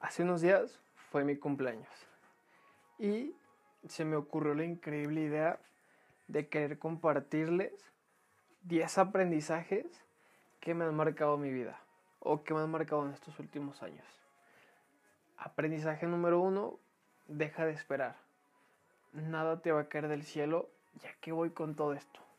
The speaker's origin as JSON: {"language": "Spanish", "country": "Mexico", "said": "como buenos mexicanos dejamos toda la mera hora"}